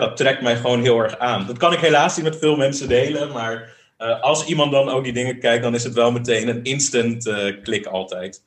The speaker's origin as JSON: {"language": "Dutch", "town": "The Hague", "region": "South Holland", "country": "Netherlands", "tie": "born or raised there", "also_born_or_lived": "Tokyo", "moved": "as an adult", "lives_now": "Rijswijk, Netherlands", "said": "ik ben wel echt een Hagenees. Ja, ja, Ik, ik ben in Den Haag geboren, getogen, gestudeerd."}